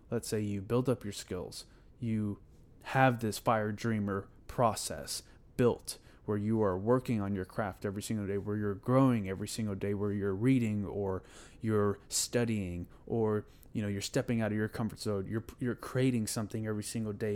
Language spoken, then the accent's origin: English; Houston, Texas, United States; I'm from Houston, Texas